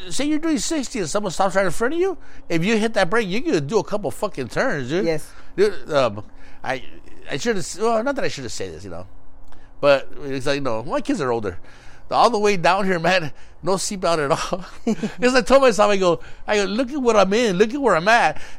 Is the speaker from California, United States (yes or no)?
yes; Los Angeles, California, United States; where we grew up in East